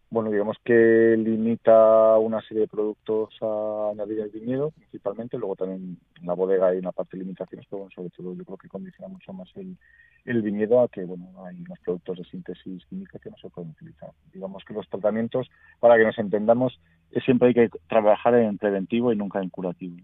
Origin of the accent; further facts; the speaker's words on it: Valladolid, Castile and León, Spain; soy originario de Valladolid, la vez he vivido toda la vida aquí